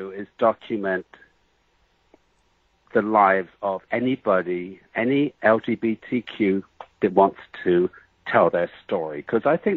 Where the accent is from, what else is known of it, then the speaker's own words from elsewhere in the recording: England, United Kingdom; You know, I'm, I'm a little bit exotic because I came from England, you know, and that's about it.